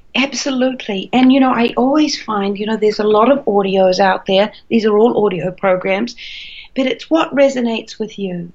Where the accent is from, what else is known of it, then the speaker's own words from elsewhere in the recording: New Zealand; moved away as an adult; also born or lived in Australia; I'm a Kiwi, a New Zealander by birth, but I did a lot of traveling and I ended up in Australia